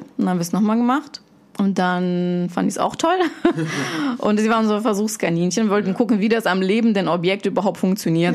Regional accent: Germany; moved away as an adult; also born or lived in Russia; now in Switzerland; Ich bin in Russland geboren, bin in Deutschland aufgewachsen, bin jetzt in der wunderschönen Schweiz unterwegs

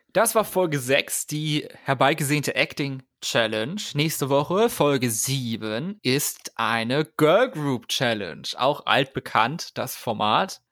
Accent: Germany; bei uns in Deutschland

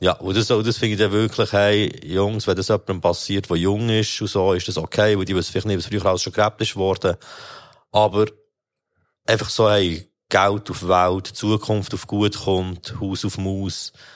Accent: Bern, Switzerland; ich als Berner

